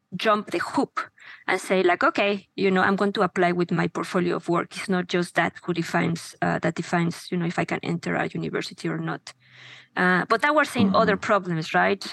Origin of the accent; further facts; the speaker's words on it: Mexico; moved away as an adult; now in United States; I am from Mexico. I was born there. I have been living in the US for the last 20 uh, something